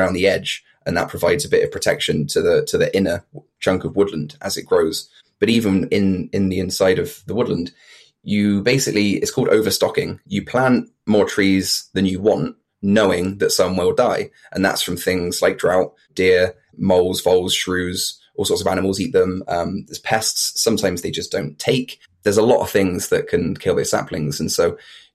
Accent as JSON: {"language": "English", "town": "Bristol", "region": "South West England", "country": "United Kingdom", "said": "I'm from East Bristol"}